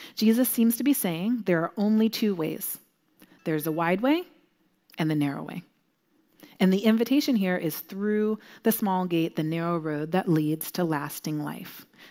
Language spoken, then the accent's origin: English; Southern California, United States; moved away; I'm from Southern California originally, and when I lived there